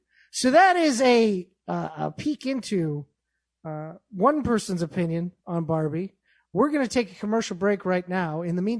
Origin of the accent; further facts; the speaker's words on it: Yonkers, New York, United States; Jimmy Palmiotti, he's from Brooklyn. I'm from Yonkers. So there might be a 10% possibility.